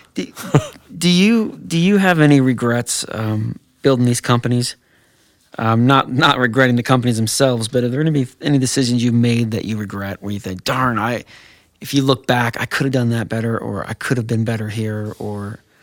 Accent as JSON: {"language": "English", "region": "New Jersey", "country": "United States", "said": "I'm from New Jersey"}